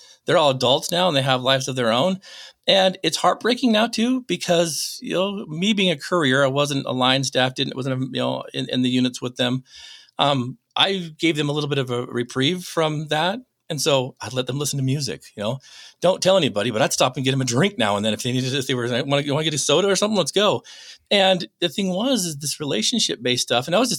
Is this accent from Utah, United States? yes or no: yes; Utah, United States; also born or lived in North Dakota; I was born in North Dakota. A couple weeks later, still the night, she takes all of us kids back to Utah.